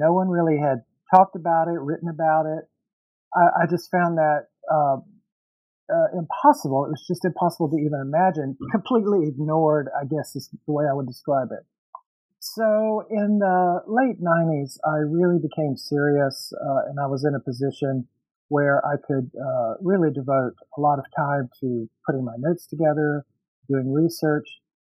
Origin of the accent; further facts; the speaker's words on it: Mississippi, United States; also born or lived in New Orleans, Louisiana; now in Los Angeles, United States; I grew up in Mississippi on a farm